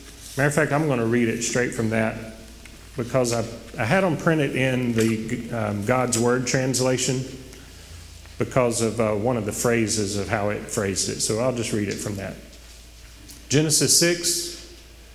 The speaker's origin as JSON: {"language": "English", "town": "Oak Grove", "region": "Louisiana", "country": "United States", "tie": "born or raised there", "said": "I'm from Oak Grove, small town, went to the Goodwill Church. When I was a kid"}